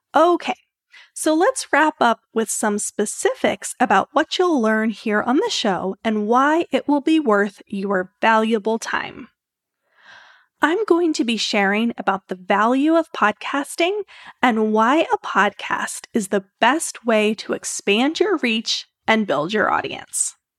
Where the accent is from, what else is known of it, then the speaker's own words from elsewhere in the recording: Maryland, United States; moved away as an adult; now in Orlando, United States; We're originally from Maryland